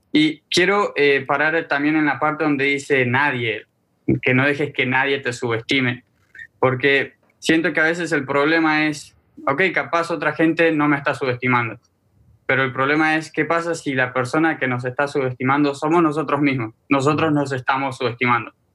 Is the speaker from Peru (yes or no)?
no; Argentina; now in Miami, United States; Soy un joven argentino. Vivo en Miami, Florida.